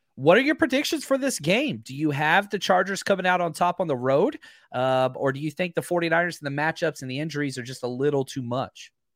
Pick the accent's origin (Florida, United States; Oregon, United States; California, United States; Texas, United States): Texas, United States; I'm from Texas